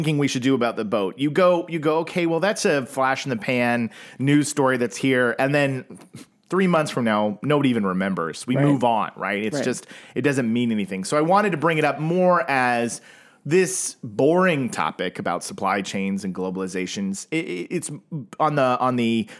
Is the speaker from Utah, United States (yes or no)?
no; Oklahoma, United States; I'm from Oklahoma